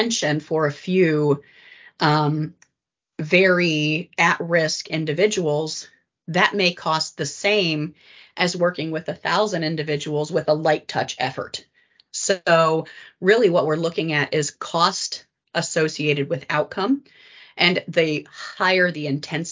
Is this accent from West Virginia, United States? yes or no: yes; West Virginia, United States; I grew up in West Virginia